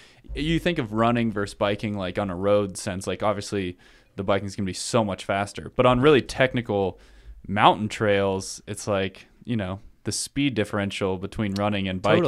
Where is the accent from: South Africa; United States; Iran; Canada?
United States; the East; Like growing up in the East, it was like towns are towns forever.